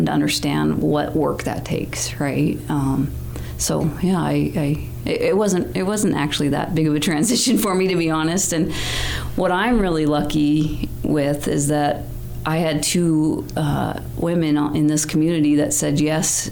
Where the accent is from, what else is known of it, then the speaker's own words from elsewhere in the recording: Missoula, Montana, United States; I grew up here in Missoula